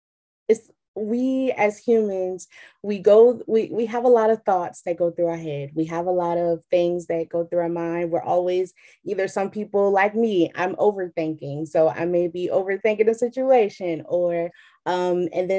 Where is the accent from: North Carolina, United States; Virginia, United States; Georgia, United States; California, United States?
Virginia, United States; Chesapeake; I am from Chesapeake, Virginia